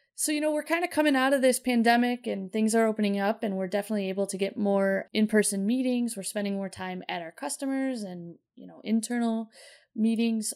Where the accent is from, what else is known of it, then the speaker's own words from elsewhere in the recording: Chicago, Illinois, United States; we're from Chicago